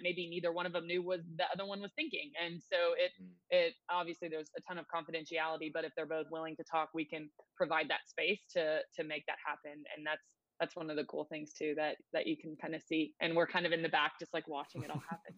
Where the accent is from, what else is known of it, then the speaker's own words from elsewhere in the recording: Nashville, Tennessee, United States; also born or lived in Chattanooga, Tennessee; I am born and raised in Nashville